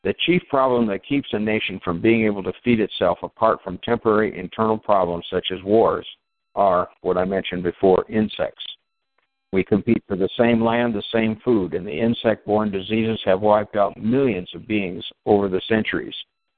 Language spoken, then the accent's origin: English; Minnesota, United States; And I'm from Minnesota, and I've always been an advocate for global warming.